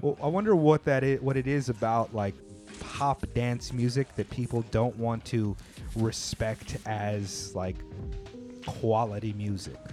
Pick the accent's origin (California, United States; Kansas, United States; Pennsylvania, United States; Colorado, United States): California, United States; now in Japan; I grew up in California around a variety of people